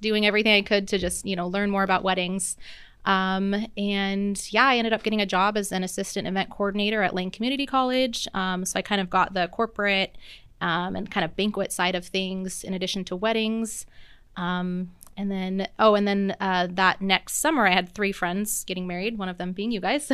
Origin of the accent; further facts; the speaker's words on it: Seattle, Washington, United States; moved away as an adult; now in Oregon, United States; I've lived in Oregon for about twelve years now, um, but I'm originally from the Seattle area